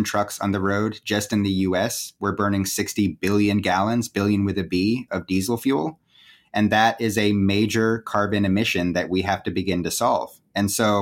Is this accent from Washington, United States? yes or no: yes; Seattle, Washington, United States; also born or lived in California; growing up in the Pacific Northwest